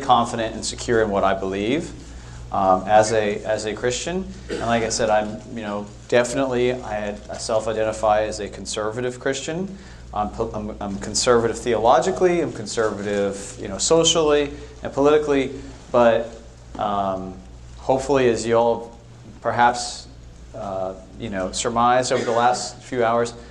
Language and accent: English; Bay Area, California, United States; moved away; also born or lived in Europe; I grew up in the Bay Area in California.